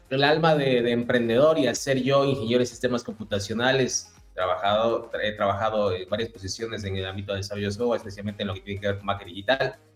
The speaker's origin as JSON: {"language": "Spanish", "country": "Ecuador", "moved": "as an adult", "lives_now": "Chile", "said": "Yo soy ecuatoriano, como algunos de ustedes ya lo saben. a partir de, del trabajo, del emprendimiento, Llegué a Chile hace aproximadamente unos 8 o 9 años."}